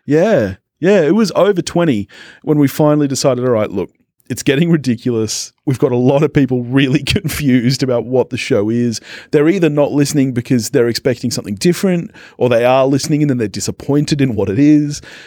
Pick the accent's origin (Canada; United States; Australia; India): Australia; we're Aussie